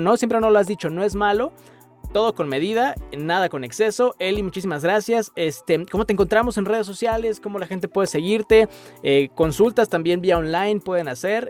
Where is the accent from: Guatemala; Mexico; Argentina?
Mexico; como mexicanos nos encanta comer